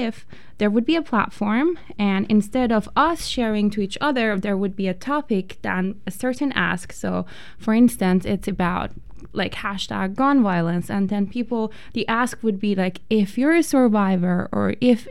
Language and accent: English; Iran; moved away; I am originally from Iran, and back in Iran, a lot of times I felt that my voice is not really being heard in the society